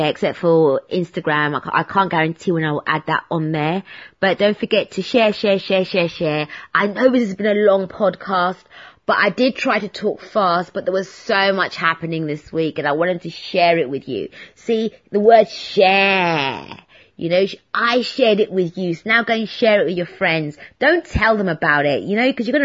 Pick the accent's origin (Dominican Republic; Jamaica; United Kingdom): United Kingdom; London; also born or lived in Hertfordshire; I'm a Londoner in St. Albans